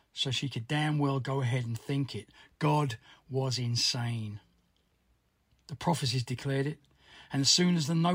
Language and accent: English; London, United Kingdom; I'm a musician from Southwest London